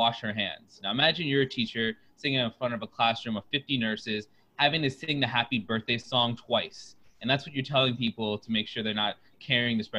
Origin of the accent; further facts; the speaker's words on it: Oviedo, Florida, United States; now in Chicago, United States; I'm from Oviedo, Florida. It's a small town out of Orlando.